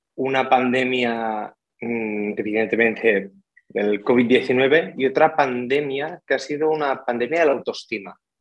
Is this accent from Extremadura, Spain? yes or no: no; Tortosa, Catalonia, Spain; moved away as an adult; now in Barcelona, Spain; soy de Tortosa, sur de Cataluña, pero me vine aquí a Barcelona a estudiar el grado universitario